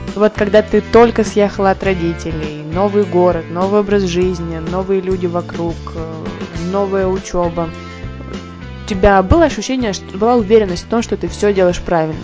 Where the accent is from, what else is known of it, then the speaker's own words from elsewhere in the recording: Podolsk, Moscow Oblast, Russia; Мы с тобой из Подольска, а он находится совсем недалеко от Москвы.